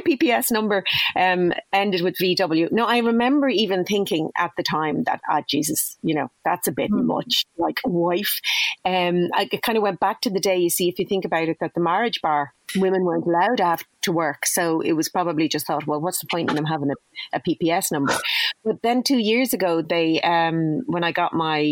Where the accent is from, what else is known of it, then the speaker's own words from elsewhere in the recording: Dublin, Leinster, Ireland; I grew up in Dublin